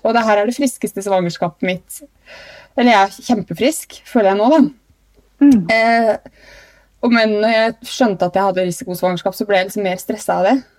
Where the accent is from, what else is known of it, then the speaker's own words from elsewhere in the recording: Trondheim, Trøndelag, Norway; Jeg ble født på Stiftelsen i Trondheim